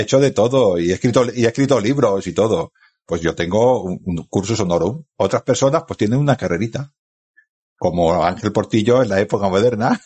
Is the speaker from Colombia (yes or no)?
no; Spain; Yo ahora estoy en mi pueblo, que es en el sur del Ebro, y estoy viendo el Mediterráneo.